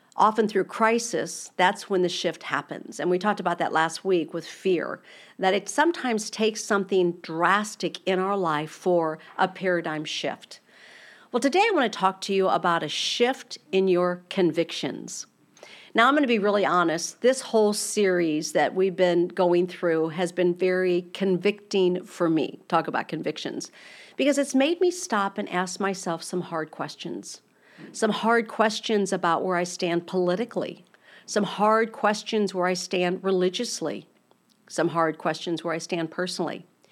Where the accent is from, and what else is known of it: United States